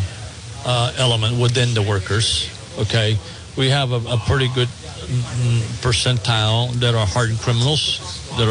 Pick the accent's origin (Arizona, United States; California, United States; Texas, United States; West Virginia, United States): Texas, United States; born or raised there